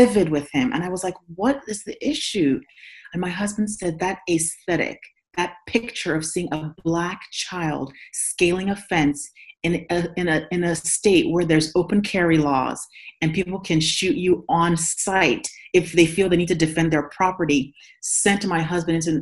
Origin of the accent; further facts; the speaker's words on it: Nigeria; now in United States; In Nigeria, I'm from Nigeria, I'm not a minority